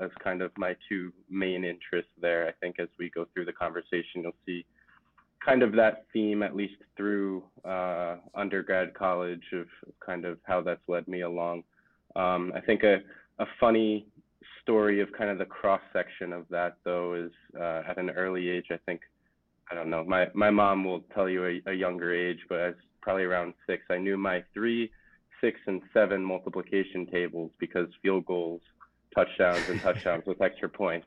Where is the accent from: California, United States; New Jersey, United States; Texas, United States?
New Jersey, United States; Jersey Shore; I grew up on the Jersey Shore